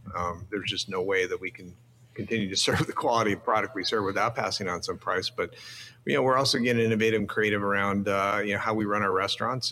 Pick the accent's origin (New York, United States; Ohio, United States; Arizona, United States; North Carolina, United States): Arizona, United States; Phoenix; I grew up in Phoenix.